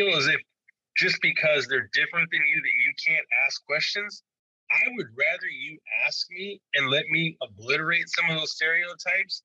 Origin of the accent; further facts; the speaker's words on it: Arizona, United States; Growing up in Arizona was interesting